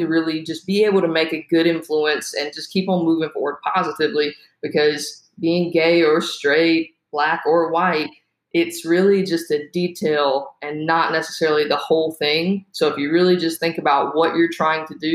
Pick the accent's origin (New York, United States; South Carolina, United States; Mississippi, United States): South Carolina, United States; moved away; I'm from South Carolina originally